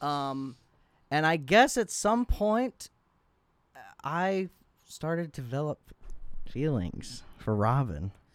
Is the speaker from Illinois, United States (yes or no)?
no; Florida, United States; also born or lived in Michigan; was raised and, you know, spent my formative years in Florida, but I was born in Michigan